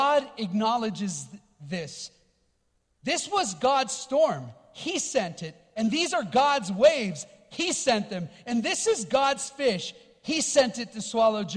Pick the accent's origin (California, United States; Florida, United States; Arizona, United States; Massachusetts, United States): California, United States; Los Angeles; I grew up in Los Angeles, born and raised there